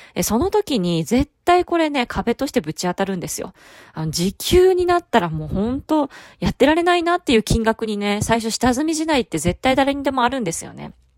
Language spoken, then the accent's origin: Japanese; Fukuoka, Japan; 私ちょっと博多っ子なんですけれども